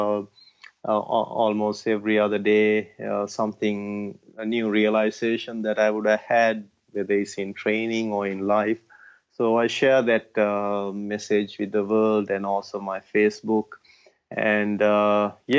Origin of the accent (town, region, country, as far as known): Sri Lanka; born or raised there